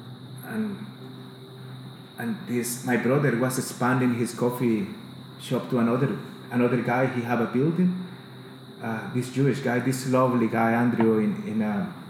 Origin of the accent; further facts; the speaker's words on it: El Salvador; English is a second language; moved away as an adult; also born or lived in Australia; now in Queensland, Australia; I got with another 4 artists of El Salvador to represent in a Biennale